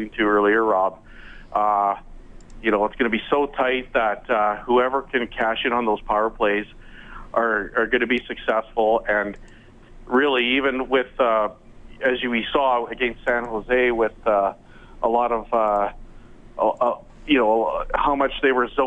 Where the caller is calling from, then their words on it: Okotoks, Alberta, Canada; I'm calling from Okotoks, Alberta, which is a suburb of Calgary.